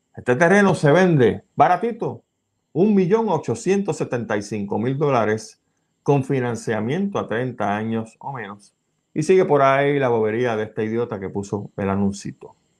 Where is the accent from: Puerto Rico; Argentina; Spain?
Puerto Rico